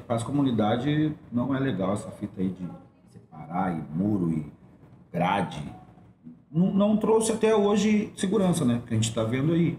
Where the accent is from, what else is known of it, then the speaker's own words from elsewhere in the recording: Porto Alegre, Rio Grande do Sul, Brazil; Nasci na Coab, minha família veio